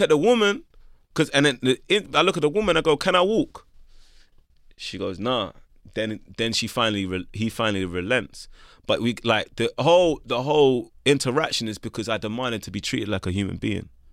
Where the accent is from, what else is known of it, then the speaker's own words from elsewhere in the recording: London, United Kingdom; But growing up in Camden Town is where I come from